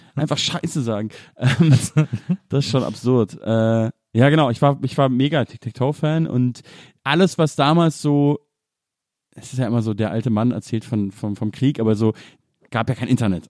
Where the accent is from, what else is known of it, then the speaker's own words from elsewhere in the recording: Munich, Bavaria, Germany; die Ecke, wo ich aufgewachsen bin